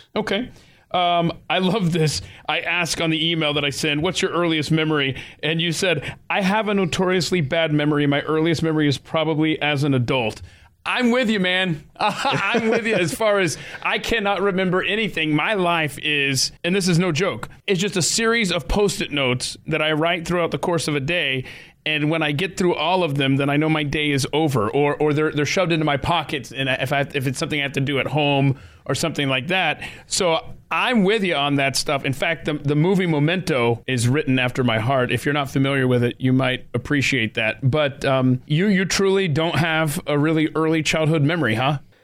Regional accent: Atlanta, Georgia, United States; I grew up in Atlanta, Georgia.

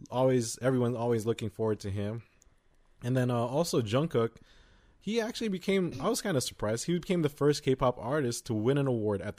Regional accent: United States; we're from America

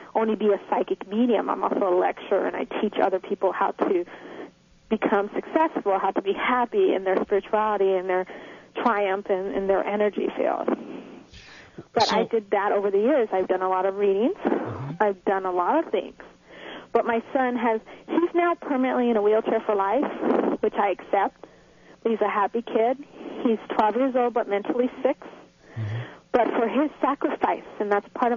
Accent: Los Angeles, California, United States; moved away as an adult; now in Dallas, United States; I'm from California. I'm now in Dallas, but I'm an LA girl.

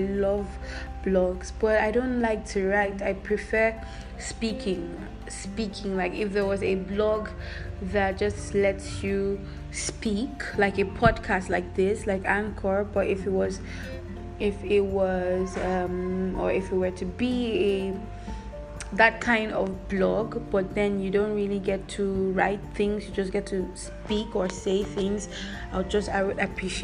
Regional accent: Nigeria; because I'm Nigerian, it's difficult for me to get good jobs

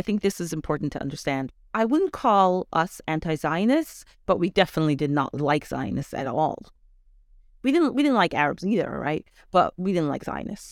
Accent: Canada; also born or lived in Rockland County, New York / Israel / Brooklyn; now in New York, United States; I grew up in Canada

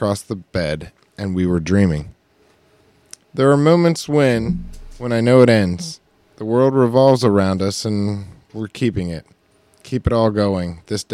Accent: United States; We're American

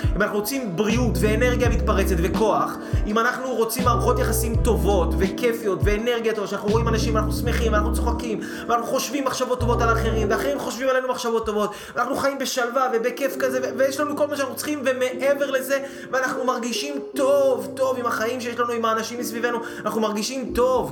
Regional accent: Israel

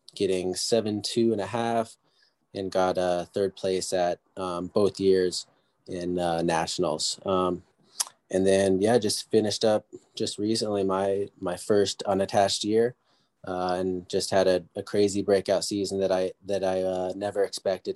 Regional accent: San Diego, California, United States; I came back and did junior college back in my hometown, San Diego

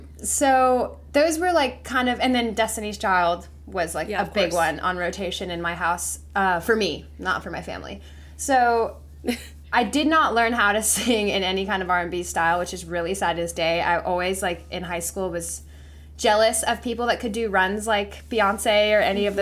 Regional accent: Paris, Île-de-France, France; also born or lived in Italy / England; So I grew up actually mostly in Paris, France. I was born in Italy, and we moved around a little bit. So I lived in Italy, then I went to England, then I went to France, then I went back to Italy, and then I did high school in France.

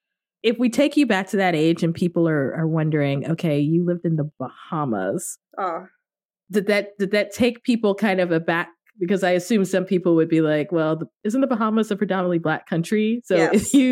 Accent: Richmond, Virginia, United States; also born or lived in Washington, D.C.; And I was too lazy to say Richmond, Virginia, because if you're not American, Yeah. It doesn't mean anything to you. So I would say where I was born, which is D.C., Washington, D.C.

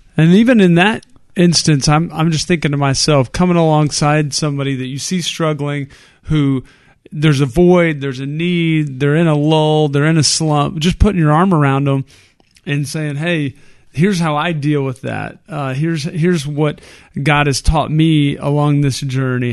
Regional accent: Texas, United States; we're from Texas. We're Texans.

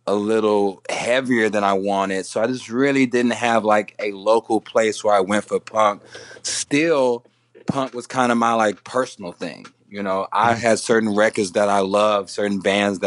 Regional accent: Houston, Texas, United States; where I grew up in Houston.

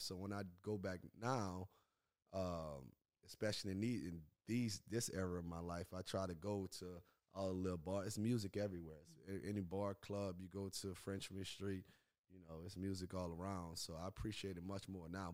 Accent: New Orleans, Louisiana, United States; moved away; Born and raised in New Orleans, Louisiana

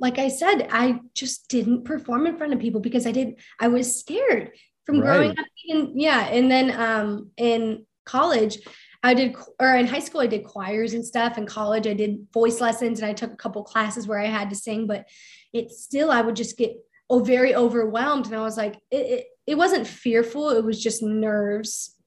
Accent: Akron, Ohio, United States; my hometown, Akron, Ohio

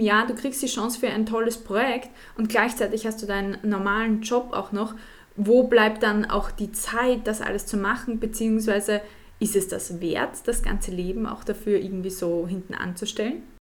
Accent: Austria; als Österreicherin

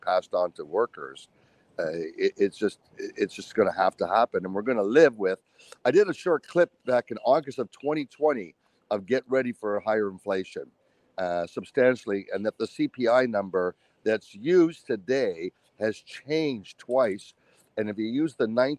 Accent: United States; as an American

